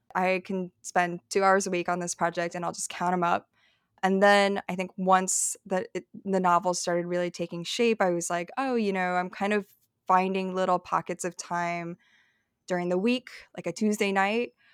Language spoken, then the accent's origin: English; Dunlap, Illinois, United States; also born or lived in Madison, Wisconsin / Peoria, Illinois; now in New York, United States; I was born in Madison, Wisconsin. I was, like, a, like, a P H D baby. And then I grew up outside of Peoria, like, I spent a few years living in Peoria as a kid, and then I think by the time I was seven, we moved to Dunlap, Illinois